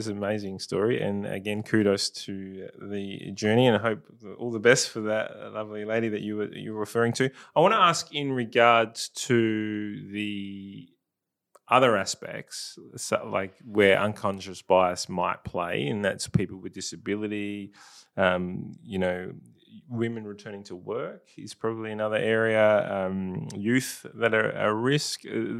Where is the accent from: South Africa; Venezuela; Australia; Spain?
Australia; South Australia; I'm probably one of the very few who are, like, actually South Australian, born and bred in South Australia.